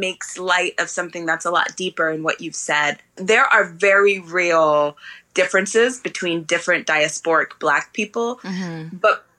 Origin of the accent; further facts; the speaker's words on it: London, United Kingdom; now in United States; at least where I was raised in London, everybody was sort of an immigrant.